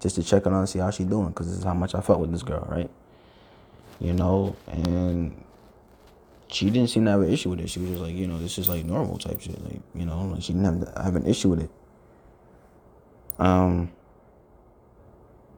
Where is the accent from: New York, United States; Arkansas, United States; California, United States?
New York, United States; I'm from New York